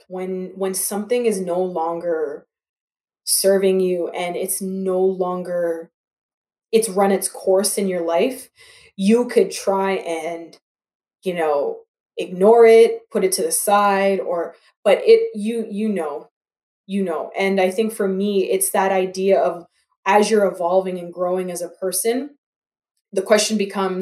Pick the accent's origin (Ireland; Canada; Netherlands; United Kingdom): Canada; Toronto, Ontario; also born or lived in Grambling, Louisiana, United States / Atlanta, Georgia, United States; growing up where I grew up in Scarborough and here in Toronto